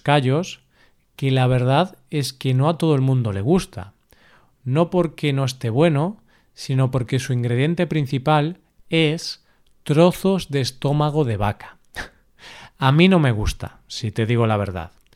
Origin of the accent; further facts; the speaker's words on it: Galicia, Spain; el cocido gallego, que es el de mi tierra